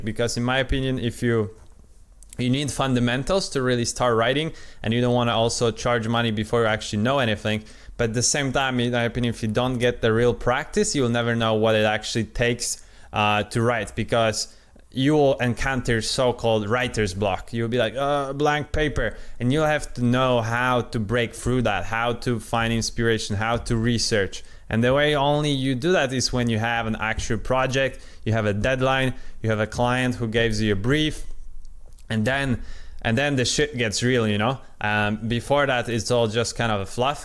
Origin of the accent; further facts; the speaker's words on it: Poland; first language Polish; English is a second language; I'm Polish, I'm not uh, at all native speaker. Uh, my original uh, language is Polish